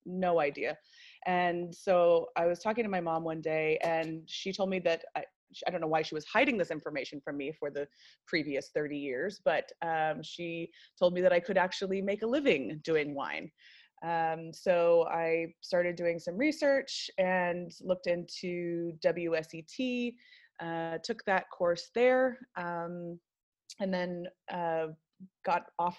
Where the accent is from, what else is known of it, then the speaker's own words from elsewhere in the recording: United States; So obviously you can tell by my accent that I am not South African. I grew up in America and lived kind of all over the place.